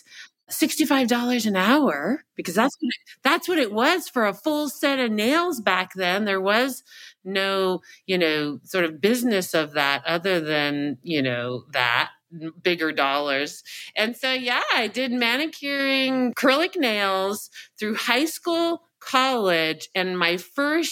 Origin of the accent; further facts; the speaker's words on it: Irvine, California, United States; moved away; I grew up in Orange County, California, specifically Irvine in my high school, college days